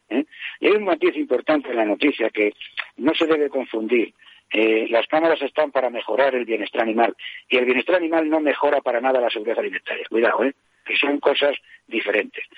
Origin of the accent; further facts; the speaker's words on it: La Puebla Nueva, Castilla-La Mancha, Spain; me encuentro en la costa del Rastrojo, en Puebla Nueva, provincia de Toledo. Precisamente hoy, sábado día 3, es la víspera de la fiesta de mi pueblo